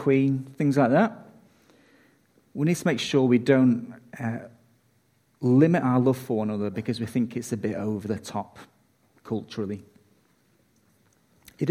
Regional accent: United Kingdom; I'm British

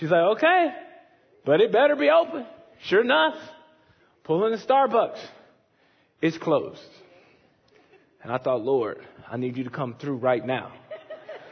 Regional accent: Chicago, Illinois, United States; moved away; I'm from Chicago

